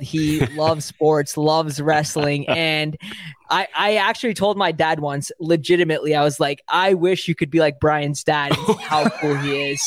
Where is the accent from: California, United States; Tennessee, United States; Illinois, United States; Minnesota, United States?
California, United States; the Bay Area; I'm from the Bay Area. I live in the Bay Area